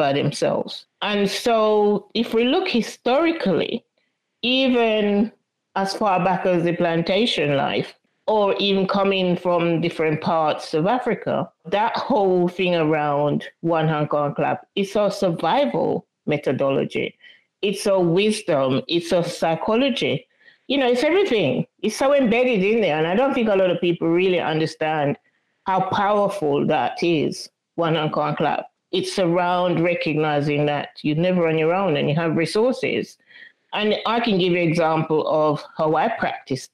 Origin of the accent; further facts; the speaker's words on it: Jamaica; I was brought up in Jamaica in a very tight-knit community